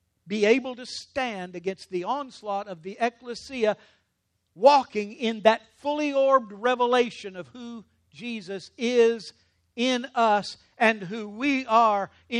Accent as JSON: {"language": "English", "region": "Louisiana", "country": "United States", "said": "I'm from Louisiana."}